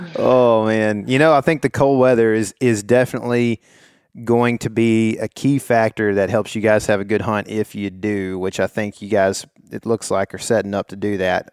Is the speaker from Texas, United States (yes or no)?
yes; Texas, United States; I'm from Texas